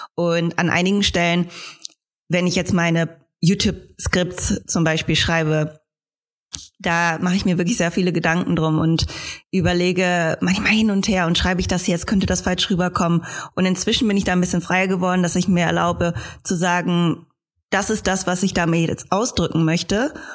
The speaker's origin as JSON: {"language": "German", "country": "Germany", "said": "als Deutsche"}